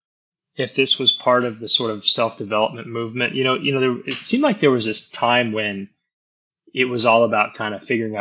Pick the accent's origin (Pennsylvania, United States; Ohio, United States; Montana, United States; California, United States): Montana, United States; moved away as an adult; now in Austin, United States; Born in Austin, but when I was like 2 or 3 years old, we moved to Montana. So I grew up in Montana, went to the University of Montana